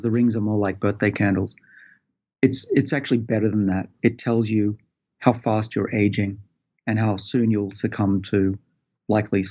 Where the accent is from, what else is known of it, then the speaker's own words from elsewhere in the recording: Sydney, New South Wales, Australia; I did a lot as an Australian growing up in Sydney